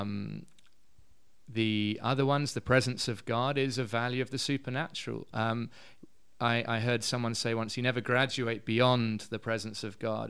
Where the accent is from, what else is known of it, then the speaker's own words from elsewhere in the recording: London, United Kingdom; moved away as an adult; also born or lived in Edinburgh; now in Cape Town, South Africa; I'm from London originally